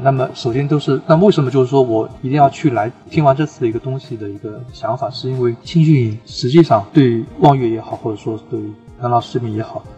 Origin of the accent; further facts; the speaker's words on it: Suzhou, Jiangsu, China; 我家乡苏州